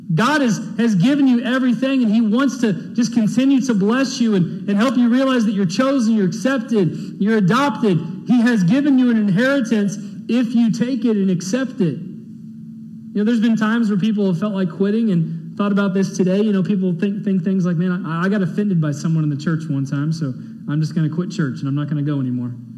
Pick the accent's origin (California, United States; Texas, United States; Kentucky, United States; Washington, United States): Texas, United States; to be an American, to be born in this great country